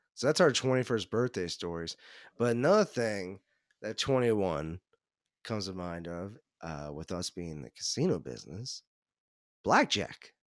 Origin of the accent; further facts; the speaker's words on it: Cincinnati, Ohio, United States; also born or lived in Northern Kentucky; I grew up in the Cincinnati area.